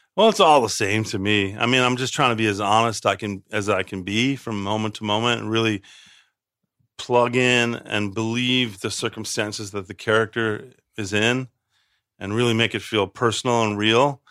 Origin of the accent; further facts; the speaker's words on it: Chicago, Illinois, United States; I grew up on the South Side